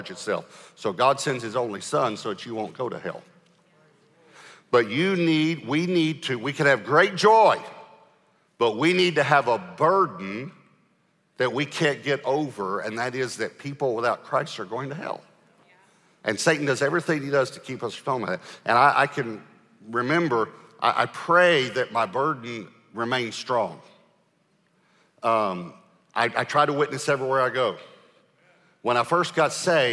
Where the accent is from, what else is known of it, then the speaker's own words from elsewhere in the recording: Texas, United States; I'm from Texas